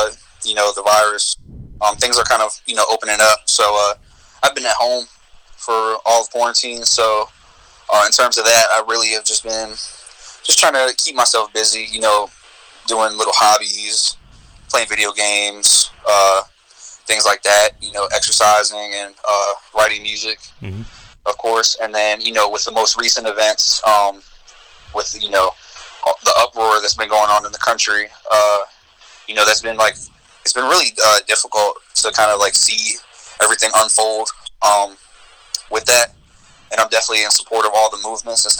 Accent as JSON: {"language": "English", "town": "Richmond", "region": "Virginia", "country": "United States", "said": "I'm an artist from Richmond, Virginia. I've lived here for more than half of my life"}